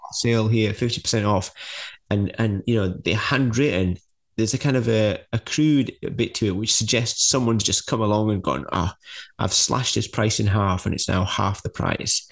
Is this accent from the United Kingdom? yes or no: yes; United Kingdom; being British